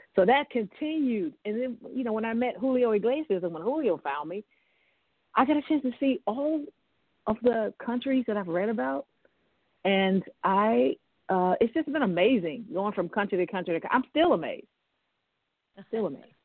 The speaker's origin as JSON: {"language": "English", "town": "Memphis", "region": "Tennessee", "country": "United States", "tie": "born or raised there", "said": "I grew up in Memphis, Tennessee"}